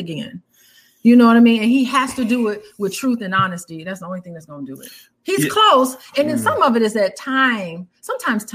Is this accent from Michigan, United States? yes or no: no; Illinois, United States; I was from Illinois